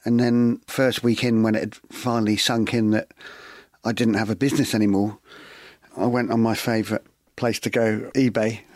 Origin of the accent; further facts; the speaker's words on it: West Bay, South West England, United Kingdom; since I was a young kid growing up in West Bay